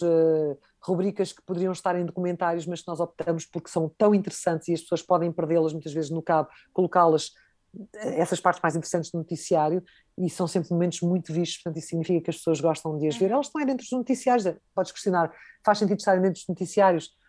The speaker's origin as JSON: {"language": "Portuguese", "country": "Portugal", "said": "enquanto portuguesa"}